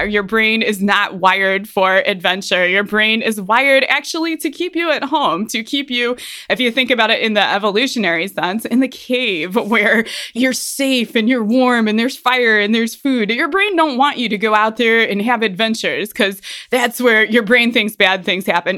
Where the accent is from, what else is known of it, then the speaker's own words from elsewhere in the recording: Ohio, United States; moved away as an adult; now in Colorado, United States; I'm from Ohio